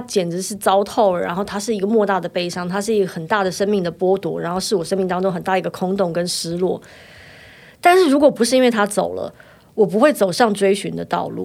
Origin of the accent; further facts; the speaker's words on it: Taiwan; 我三十岁就来台湾了，我在这里读书长大